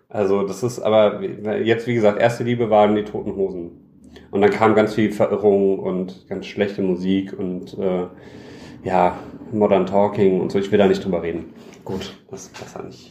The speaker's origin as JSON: {"language": "German", "town": "Düsseldorf", "region": "North Rhine-Westphalia", "country": "Germany", "said": "als Düsseldorfer Jung. Mhm. Hab ich, äh, bin ich früh damit aufgewachsen"}